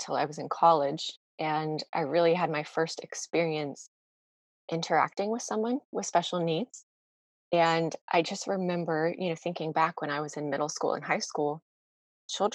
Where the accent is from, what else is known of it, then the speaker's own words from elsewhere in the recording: Virginia Beach, Virginia, United States; also born or lived in Chesapeake, Virginia; I grew up in Virginia Beach, and we live right on the border of the city next to Virginia Beach